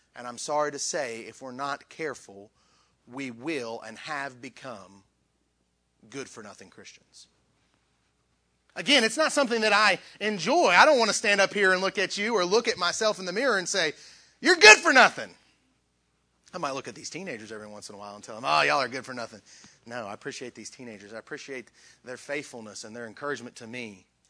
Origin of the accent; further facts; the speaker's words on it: Southern West Virginia, United States; I'm from West Virginia. uh, Southern West Virginia.